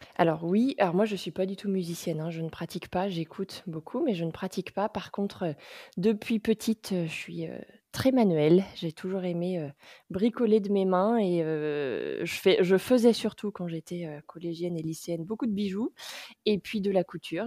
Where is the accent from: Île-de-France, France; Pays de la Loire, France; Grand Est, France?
Pays de la Loire, France; Nantes; Je suis nantaise d'origine, euh, et après avoir fait, mes études, je suis revenue vivre à Nantes